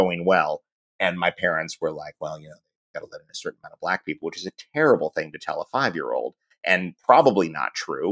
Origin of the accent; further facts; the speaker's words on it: New York, United States; growing up in New York